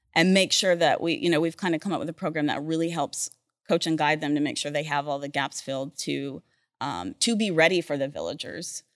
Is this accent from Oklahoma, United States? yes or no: yes; Oklahoma City, Oklahoma, United States; moved away; also born or lived in Texas / Norman, Oklahoma / Edmond, Oklahoma; I grew up in Oklahoma and Texas